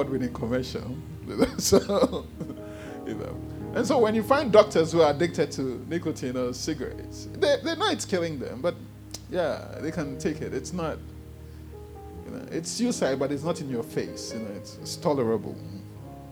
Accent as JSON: {"language": "English", "country": "Ghana", "tie": "born or raised there", "said": "You know I'm Ghanaian."}